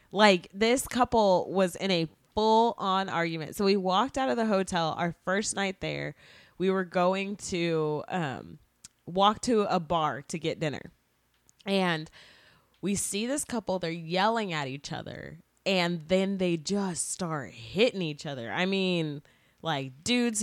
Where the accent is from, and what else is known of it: Texas, United States